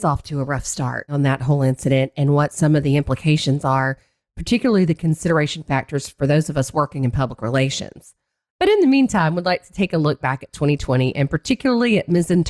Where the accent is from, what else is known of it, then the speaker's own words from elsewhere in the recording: Tennessee, United States; So I thought it would be good to split time between Florida and my home state of Tennessee.